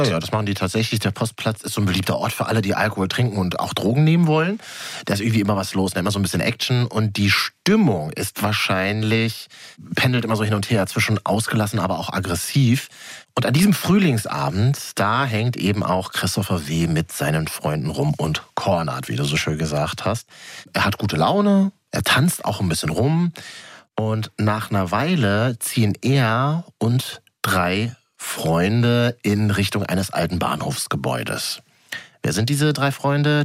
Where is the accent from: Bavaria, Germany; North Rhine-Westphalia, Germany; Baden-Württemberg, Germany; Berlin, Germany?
Berlin, Germany; Ich bin ja gebürtiger Berliner, also Großstädter.